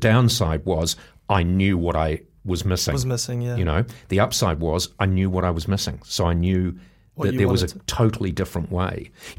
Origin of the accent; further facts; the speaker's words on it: New Zealand; born there; I had been born, because I was born in New Zealand, and my father was an engineer and an adventurer.